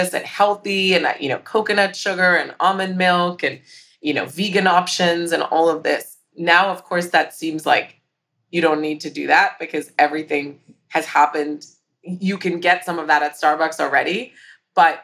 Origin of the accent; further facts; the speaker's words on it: Hong Kong; growing up in Hong Kong